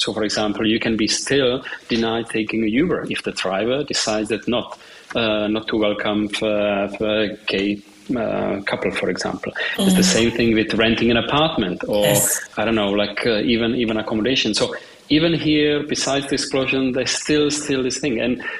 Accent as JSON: {"language": "English", "country": "Czechia", "tie": "born or raised there", "moved": "as an adult", "lives_now": "Vienna, Austria", "said": "so Central Eastern Europe, of course, I come from the region. So I was born in Czech Republic."}